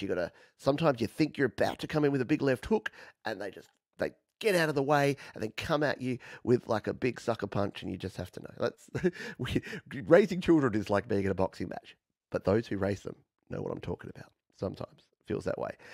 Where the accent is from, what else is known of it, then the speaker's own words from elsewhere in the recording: Australia; accent: Australian; my weird Australian accent